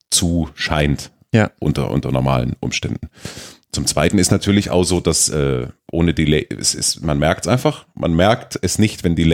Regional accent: Baden-Württemberg, Germany; Ich bin Schwabe

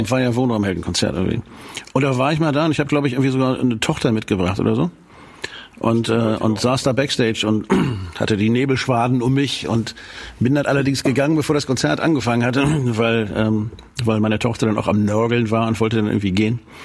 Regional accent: Schleswig, Schleswig-Holstein, Germany; ich komme ja aus Schleswig. Ja? Also ich wohne da jetzt sozusagen in der Nähe

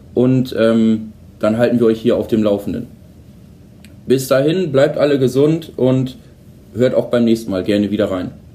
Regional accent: Holdorf, Lower Saxony, Germany; ich komme ja zum Beispiel aus Holdorf

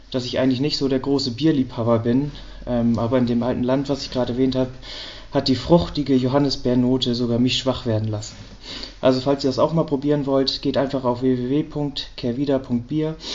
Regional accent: Kiel, Schleswig-Holstein, Germany; ich komm aus Kiel und nicht aus Hamburg, deswegen wäre mein Zug ursprünglich nachts um drei aus Kiel losgegangen.

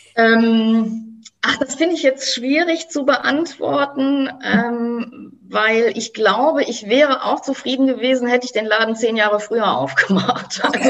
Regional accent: Germany; bei uns in Deutschland

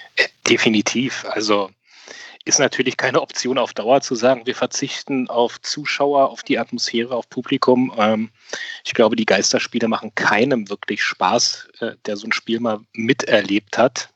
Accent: Berlin, Germany; gebürtiger Berliner

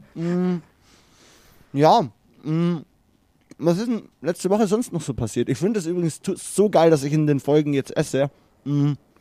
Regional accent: Germany; so als Deutscher

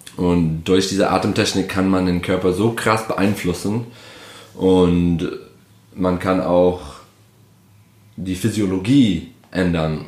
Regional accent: Detroit, Michigan, United States; German is a second language; moved away as an adult; also born or lived in Berlin, Germany; now in Germany; ich komme aus Detroit, Michigan.

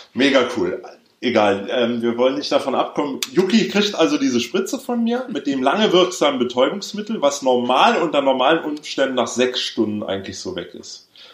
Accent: Berlin, Germany; Ich bin ja in Westberlin aufgewachsen

